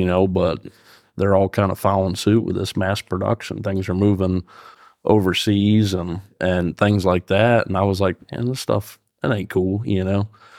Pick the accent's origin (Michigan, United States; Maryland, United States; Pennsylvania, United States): Pennsylvania, United States; Fairfield; I own Cold Springs Custom Calls. I'm from Fairfield, Pennsylvania.